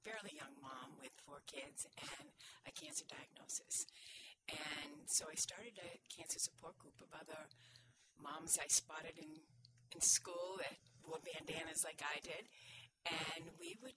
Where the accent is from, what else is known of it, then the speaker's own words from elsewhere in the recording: Brockton, Massachusetts, United States; also born or lived in Connecticut; now in Marshfield, United States; I grew up in Brockton, Massachusetts, one of 11 kids